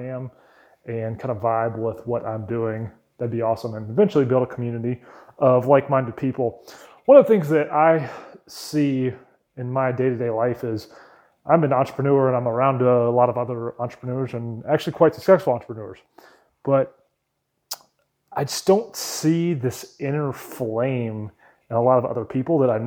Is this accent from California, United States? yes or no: no; Wake Forest, North Carolina, United States; also born or lived in Raleigh, North Carolina; I was born in Raleigh, North Carolina, and grew up in a town called Wake Forest, North Carolina